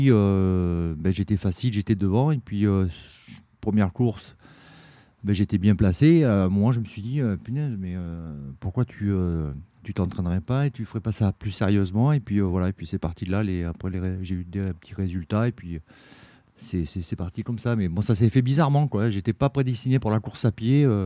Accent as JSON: {"language": "French", "town": "Périgueux", "region": "Nouvelle-Aquitaine", "country": "France", "tie": "born there", "said": "moi je suis euh, natif de, de je suis né à Périgueux en 1966."}